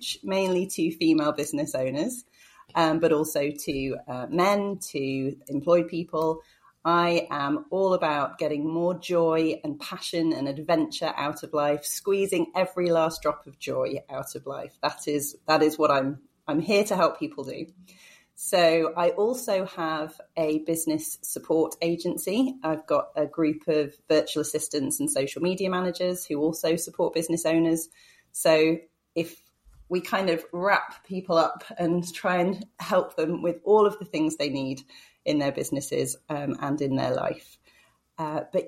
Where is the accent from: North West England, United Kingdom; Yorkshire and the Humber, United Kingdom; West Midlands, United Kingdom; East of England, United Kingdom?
East of England, United Kingdom; about an hour north of London; now in Manchester, United Kingdom; I grew up in the south of England, so about an hour north of London.